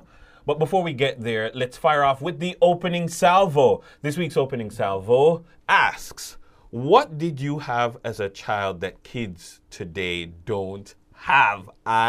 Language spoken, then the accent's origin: English; Jamaica